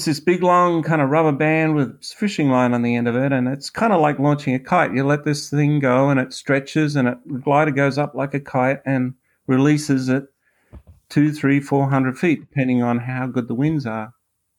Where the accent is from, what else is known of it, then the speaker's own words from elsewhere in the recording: Australia; accent: Australian; now in United States; I am originally from Australia. I'm currently a U.S. citizen.